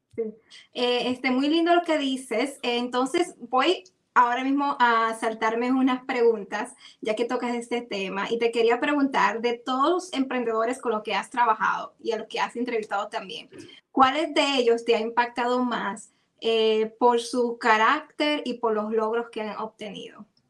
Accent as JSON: {"language": "Spanish", "country": "Dominican Republic", "said": "como en buen dominicano"}